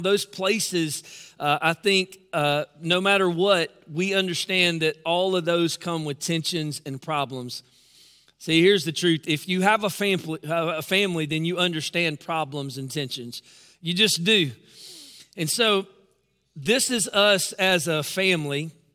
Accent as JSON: {"language": "English", "town": "Newnan", "region": "Georgia", "country": "United States", "tie": "born or raised there", "said": "my hometown, Noonan, Georgia"}